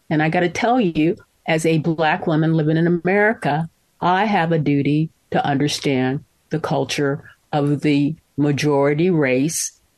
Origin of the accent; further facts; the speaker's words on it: Mississippi, United States; born there; I was born in Mississippi, and by the grace of God, um, my folks, even though they split up, they thought that my getting a good education was their primary responsibility.